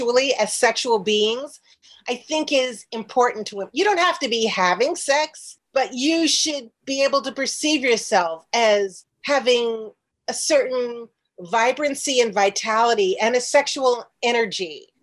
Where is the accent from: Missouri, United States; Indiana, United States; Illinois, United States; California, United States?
Illinois, United States; Chicago; moved away as an adult; also born or lived in New York; my hometown of Chicago